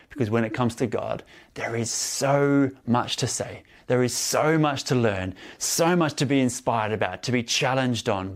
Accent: Melbourne, Victoria, Australia; moved away; also born or lived in Sydney, Australia; I grew up in Australia, um, and I spent most of my time in Victoria, in Melbourne, and some more time in Sydney, um, as well

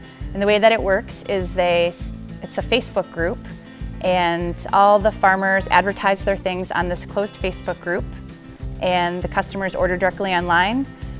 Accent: Wisconsin, United States; moved away as an adult; also born or lived in Bronx, New York; I moved to Wisconsin when I was 5 from the Bronx.

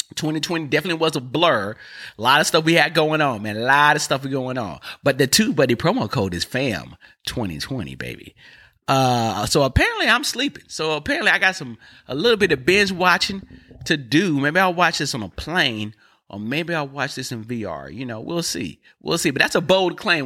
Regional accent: North Carolina, United States; I'm from North Carolina, all right? We, we speak different

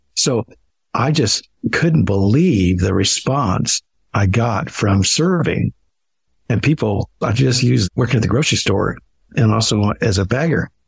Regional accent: Midwest, United States; I grew up in the Midwest and we had very little resources

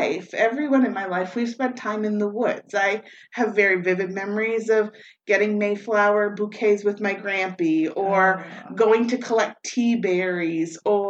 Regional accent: Moncton, New Brunswick, Canada; I was born and raised here in Moncton. I've lived here most of my life

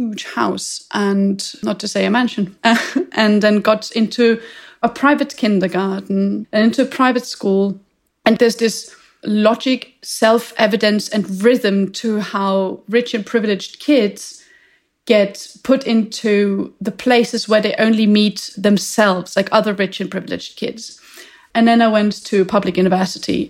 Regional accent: Vienna, Austria; I grew up in Vienna

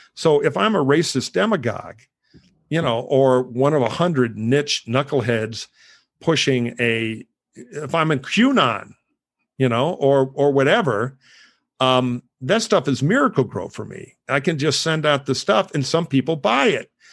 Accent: Detroit, Michigan, United States; I grew up around those in Detroit.

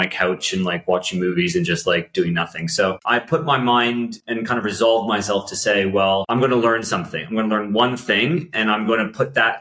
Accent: Aurora, Ontario, Canada; moved away as an adult; also born or lived in Toronto, Canada; now in London, United Kingdom; I'm from Toronto originally, from a little town called Aurora outside of Toronto

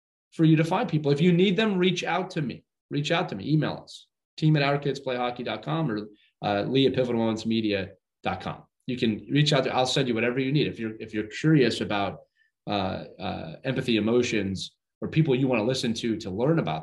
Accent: Northeast, United States; I'm from the Northeast

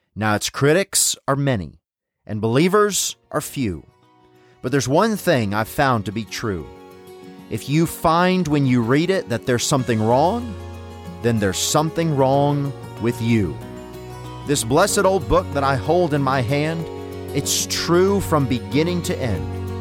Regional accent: Tennessee, United States; moved away; growing up in Tennessee

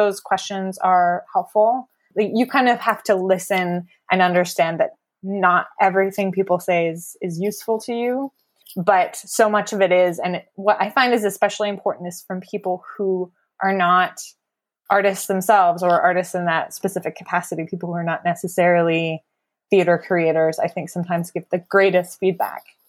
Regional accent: Cambridge, Ontario, Canada; moved away as an adult; also born or lived in Amsterdam; now in Winnipeg, Canada; I'm originally from Cambridge, which is about forty-five minutes outside of Toronto.

